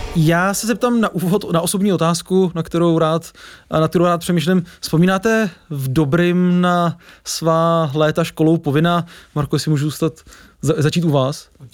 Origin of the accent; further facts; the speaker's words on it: Czechia; jsme jako opravdu Češi specifický